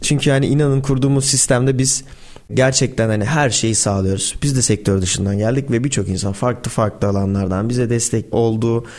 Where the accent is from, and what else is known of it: Turkey